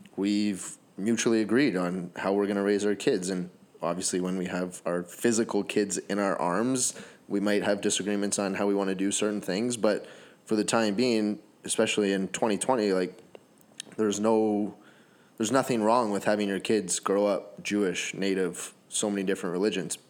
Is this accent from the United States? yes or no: no; Canada; I'm Canadian